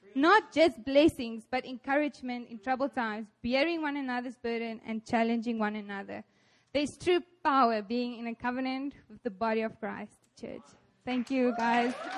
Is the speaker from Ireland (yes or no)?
no; South Africa; moved away as an adult; now in South Korea; I'm from South Africa